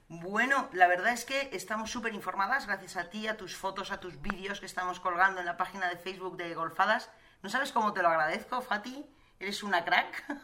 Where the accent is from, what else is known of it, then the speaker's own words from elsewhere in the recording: Spain; ¿Así somos los españoles?